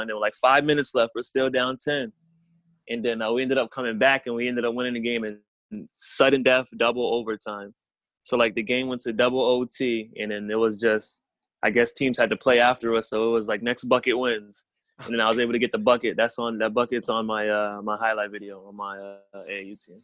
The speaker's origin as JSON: {"language": "English", "town": "Springfield", "region": "Massachusetts", "country": "United States", "said": "I'm from Springfield, Mass, so I'm about an hour away from them."}